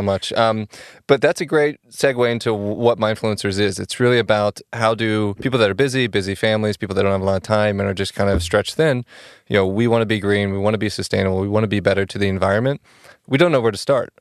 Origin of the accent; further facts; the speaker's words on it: Oklahoma, United States; now in Chicago, United States; I'm from, I'm originally from Oklahoma, and I've been in Chicago for, like, seven years.